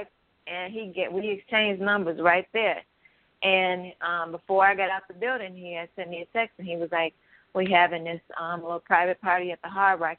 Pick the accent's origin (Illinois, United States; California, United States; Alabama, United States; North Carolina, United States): Illinois, United States; Chicago; young black women growing up in Chicago